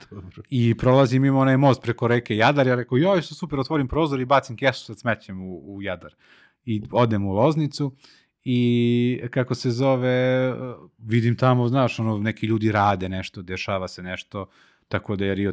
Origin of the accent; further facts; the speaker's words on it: Kragujevac, Šumadija, Serbia; Jer sam iz, jer sam iz Kragujevca.